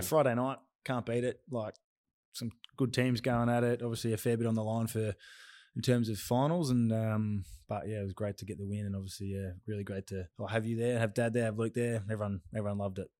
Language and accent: English; Myrtleford, Victoria, Australia; I'm a small country town man, um, from Myrtleford, which is Northeast Victoria